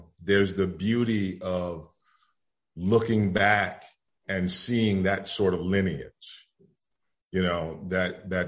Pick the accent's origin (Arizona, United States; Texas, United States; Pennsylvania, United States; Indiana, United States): Indiana, United States; Gary; moved away; bringing cameras and lights and actors to my hometown and to Indiana